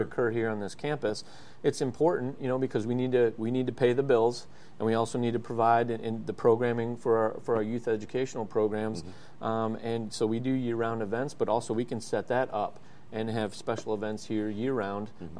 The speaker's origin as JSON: {"language": "English", "town": "Oshkosh", "region": "Wisconsin", "country": "United States", "tie": "born or raised there", "moved": "as an adult", "lives_now": "Lakeland, United States", "said": "I was born in Oshkosh. Um, you know, grew up around EAA."}